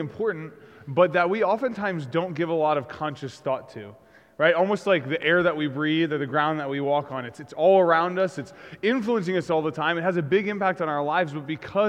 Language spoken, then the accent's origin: English; United States; I grew up in America.